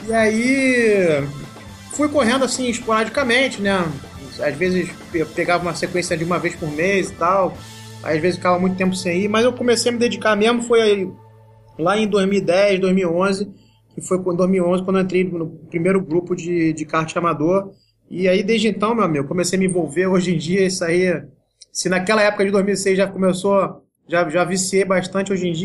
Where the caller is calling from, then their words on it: Rio de Janeiro, Brazil; Falo aqui do Rio de Janeiro, na Ilha do Governador.